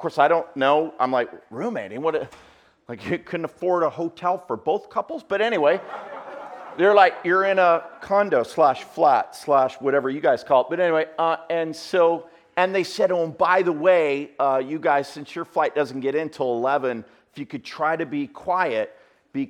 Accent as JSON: {"language": "English", "country": "Canada", "said": "I'm from Canada."}